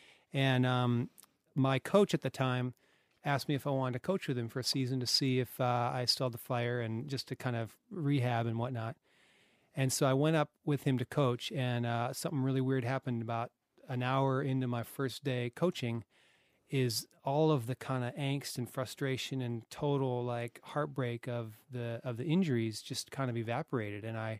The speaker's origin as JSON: {"language": "English", "region": "Colorado", "country": "United States", "tie": "born or raised there", "moved": "yes", "lives_now": "Australia", "said": "Colorado, USA."}